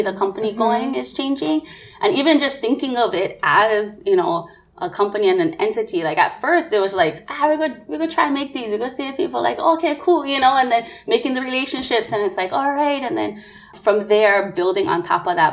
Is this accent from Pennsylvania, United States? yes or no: no; Nanakuli, Hawaii, United States; I'm a Nanakulian, or I'm from Nanakuli, proud and proud through and through